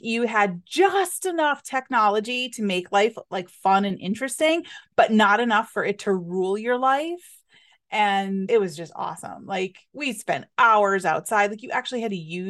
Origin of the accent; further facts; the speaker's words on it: Scranton, Pennsylvania, United States; I grew up in northeastern Pennsylvania